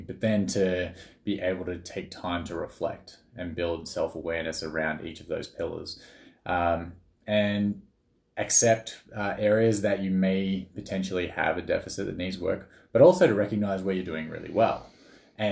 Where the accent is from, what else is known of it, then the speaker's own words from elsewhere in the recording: Australia; I'm Australian. So grew up in Australia